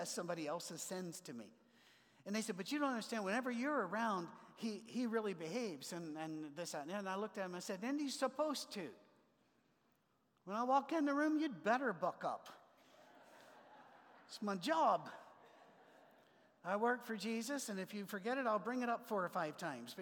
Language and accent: English; Scotland, United Kingdom; moved away; also born or lived in Ohio; I'm a Scotsman